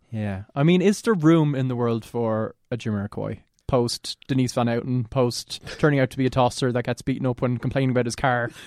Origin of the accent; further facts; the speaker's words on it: Ireland; we're Irish